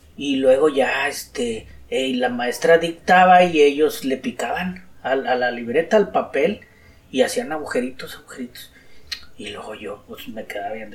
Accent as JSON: {"language": "Spanish", "town": "Guadalupe", "region": "Nuevo León", "country": "Mexico", "tie": "born or raised there", "said": "Nací en Guadalupe, Nuevo León, en una colonia"}